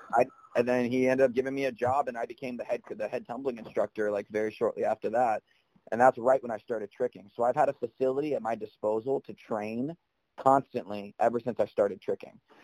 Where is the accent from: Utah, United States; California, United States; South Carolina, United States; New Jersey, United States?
South Carolina, United States; I'm not just from South Carolina for those reasons. I have a niece and a nephew here in my family